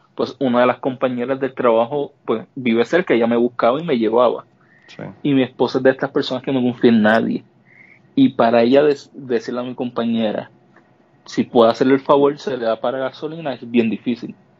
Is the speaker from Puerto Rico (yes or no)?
yes; Puerto Rico; moved away as an adult; now in United States; yo nací en Puerto Rico y yo llevé casi 32 años en Puerto Rico